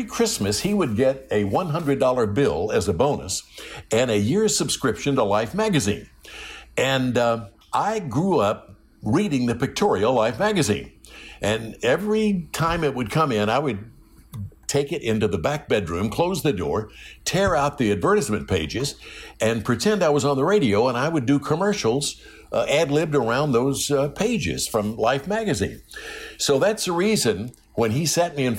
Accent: Jackson, Tennessee, United States; moved away; also born or lived in Memphis, Tennessee; a little 250-watt radio station in my hometown, Jackson, Tennessee

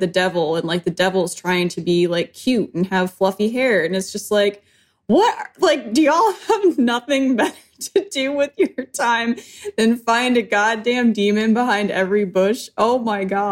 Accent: Western New York, United States; moved away; I was growing up in Western New York. We moved around a little bit, but I mean, just kind of your standard apartment or house, depending on which state we were

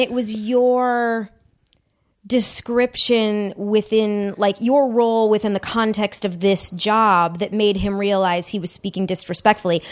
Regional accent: Huntington Woods, Michigan, United States; born or raised there

